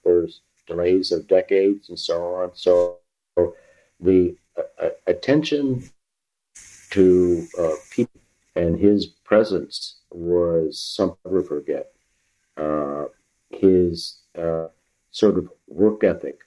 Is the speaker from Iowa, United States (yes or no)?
no; Ann Arbor, Michigan, United States; growing up in Ann Arbor, we moved to Ann Arbor when I was 4, 1951.